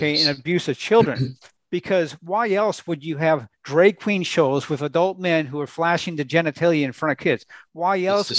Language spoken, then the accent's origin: English; Minnesota, United States; I grew up in Minnesota